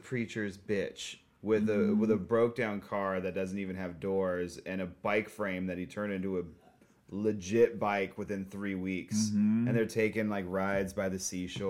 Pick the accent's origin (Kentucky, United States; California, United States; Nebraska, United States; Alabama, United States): California, United States; Southern; moved away as an adult; also born or lived in Long Beach, California; now in Portland, United States; I grew up in Southern California, and I lived there up until I was, like, 22